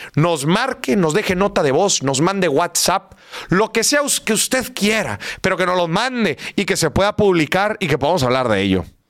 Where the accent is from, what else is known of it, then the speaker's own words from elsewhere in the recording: Monterrey, Nuevo León, Mexico; ¿Cómo somos los regios?